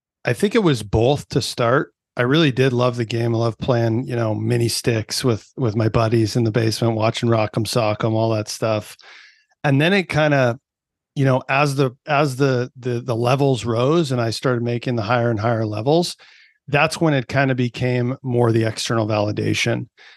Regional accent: Canada; So I fell in love with it young, as any Canadian kid kind of got into the whole thing, you know, playing on the outdoor rinks and all that.

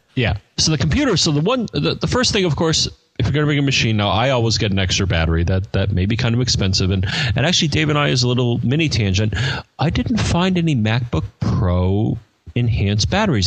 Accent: United States; I'm an American.

